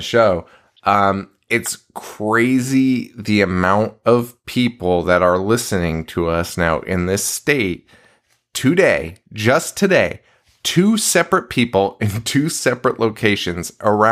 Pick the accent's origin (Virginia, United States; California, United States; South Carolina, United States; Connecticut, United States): Connecticut, United States